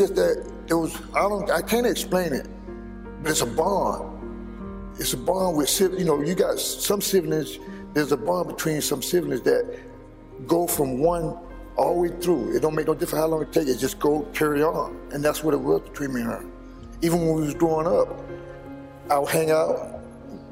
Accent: Mims, Florida, United States; also born or lived in South Carolina; I grew up in Mims

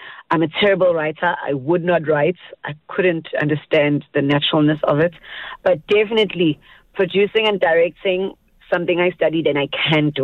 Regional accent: KwaZulu-Natal, South Africa; in my hometown in KZN

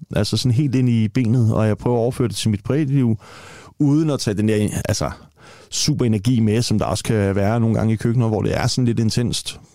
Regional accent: Copenhagen, Capital Region of Denmark, Denmark; født og opvokset i Tingbjerg

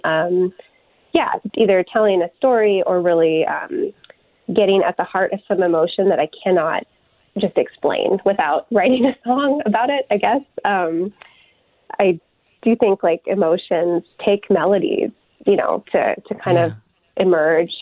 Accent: Tucson, Arizona, United States; moved away as an adult; also born or lived in Durban, South Africa / Seattle; now in Minneapolis, United States; I grew up in Tucson and then I moved to the Twin Cities for college

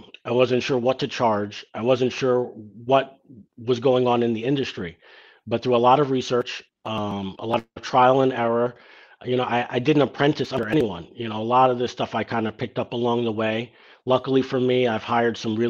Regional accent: New York City, New York, United States; Growing up in Ditmas Park

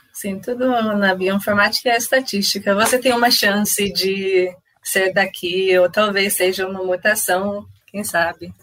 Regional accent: Canada; Portuguese is a second language; moved away as an adult; now in Brazil; eu sou canadense. Ah, ah, sim, eu, eu me mudei para o Brasil ah, um ano atrás

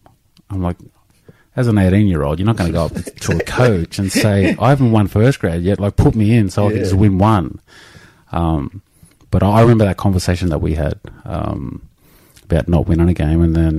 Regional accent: Canberra, Australian Capital Territory, Australia; born there; I was born in Canberra.

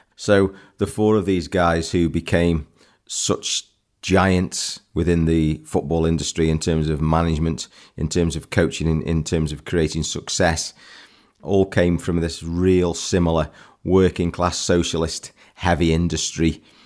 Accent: England, United Kingdom; I'm an Englishman.

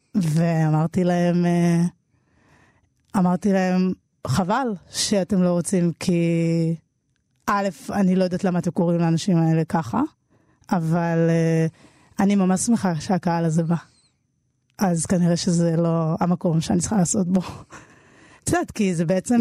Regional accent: Jerusalem, Jerusalem District, Israel; also born or lived in Tel Aviv; ילדה שגדלה בירושלים

